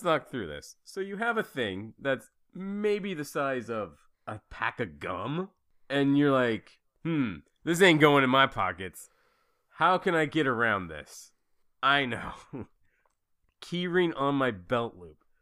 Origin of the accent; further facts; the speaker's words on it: Fairfield, Idaho, United States; moved away; also born or lived in Sydney / Salt Lake City / Seattle; I say I'm from Idaho and I make it sound like I'm from some little podunk town 'cause that's what it feels like now that I've lived in Sydney, Salt Lake, and Seattle. Yeah, so I, it feels like my hometown is Fairfield.